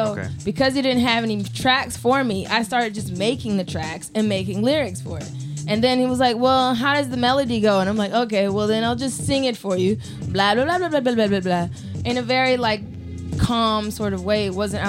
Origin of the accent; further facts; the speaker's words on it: Atlanta, Georgia, United States; Atlanta. So that's where I claim to come from, but I moved around a lot.